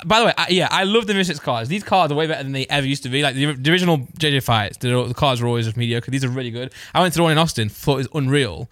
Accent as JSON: {"language": "English", "region": "East Midlands", "country": "United Kingdom", "said": "I'm from Midlands"}